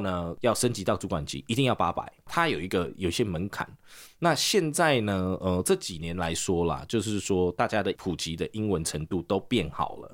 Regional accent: South Africa; now in Taiwan; 我大概小二没有毕业就移民了，我们就嗯哼。移民南非

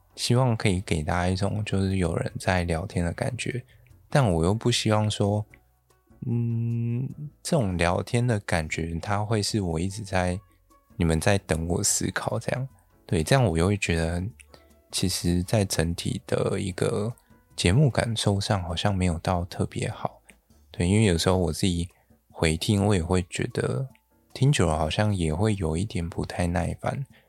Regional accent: Yilan County, Taiwan; 我是从宜兰来的，那宜兰不就是一个东北季风很冷

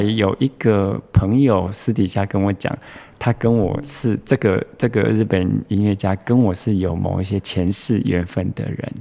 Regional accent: Taichung, Taiwan; 我是台中的小孩，是。然后你知道我们台中人

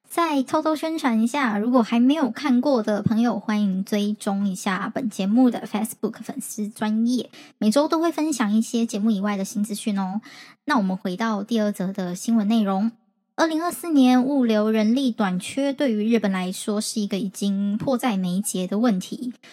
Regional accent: Taiwan; 我们台湾这边

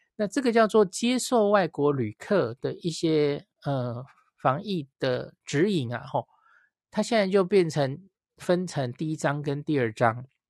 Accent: Taiwan; 我们台湾人其实很清楚吧

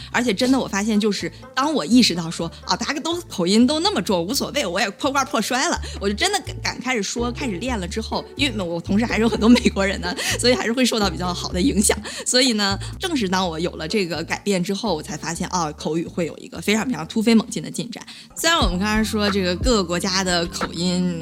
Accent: China; moved away; 我们广大的中国同胞们

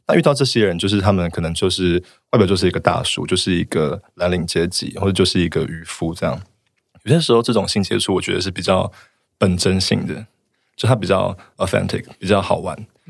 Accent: Taiwan; moved away as an adult; now in Tokyo, Japan; 我是台湾人这个身份

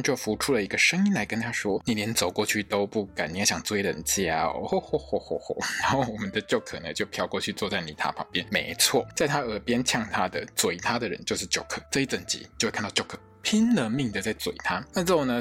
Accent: Taiwan; 我们台湾人

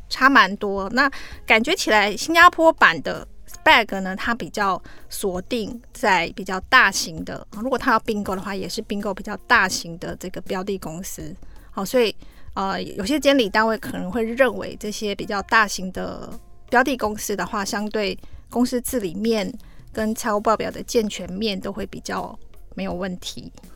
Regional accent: Taiwan; 那这个 unit 我们台湾人比较陌生啦

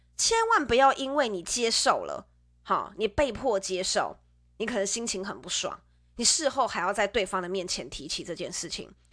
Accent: central Taiwan, Taiwan; moved away; 我是从，我是从中部来的

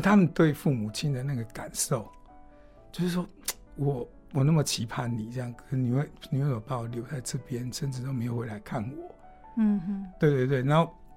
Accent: Hualien County, Taiwan; 你们的老师跟你们一样，从小在这里长大

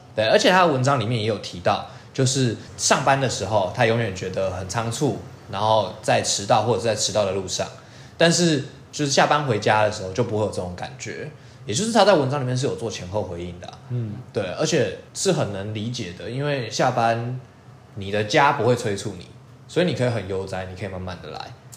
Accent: southern Taiwan, Taiwan; now in Taipei, Taiwan; 因为我就是个南部人

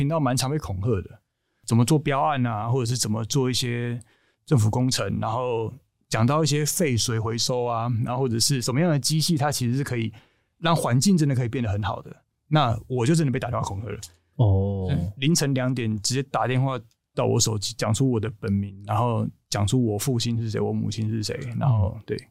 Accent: Taichung, Taiwan; 我们台中人

